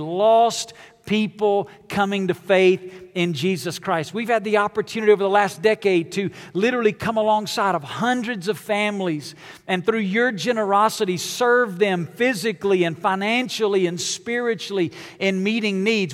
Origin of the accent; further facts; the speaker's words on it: Alabama, United States; moved away as an adult; now in Las Vegas, United States; I'm from Alabama